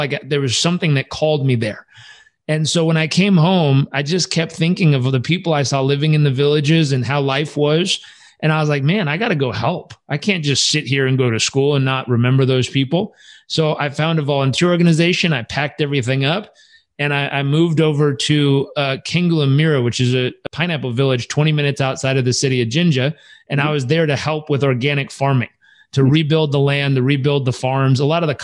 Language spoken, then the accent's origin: English; Southern California, United States; also born or lived in San Diego / Uganda; I grew up in Southern California